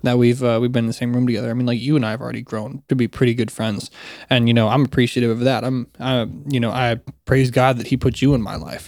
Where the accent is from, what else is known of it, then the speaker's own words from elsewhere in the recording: South Carolina, United States; also born or lived in Florida; I spent my elementary school and middle school, high school, all of that in South Carolina